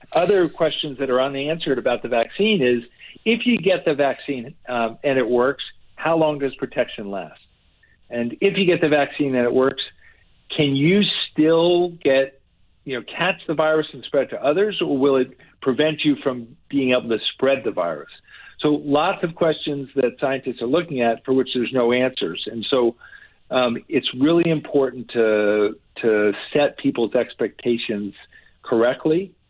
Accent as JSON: {"language": "English", "region": "New Jersey", "country": "United States", "tie": "born or raised there", "said": "this is my home state. I grew up here."}